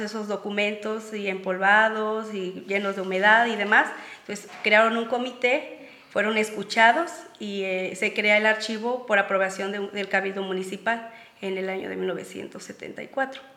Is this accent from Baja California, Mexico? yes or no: no; Jaripitío, Guanajuato, Mexico; también soy de Jaripitío, al igual que Franco